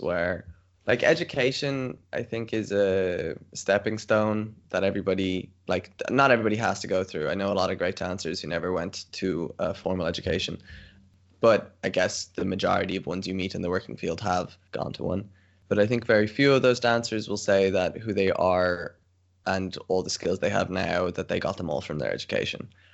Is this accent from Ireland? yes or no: yes; Ireland; moved away as an adult; now in Tilburg, Netherlands; I'm Irish, born in Ireland, currently in Ireland because of quarantine, but I'm based in the Netherlands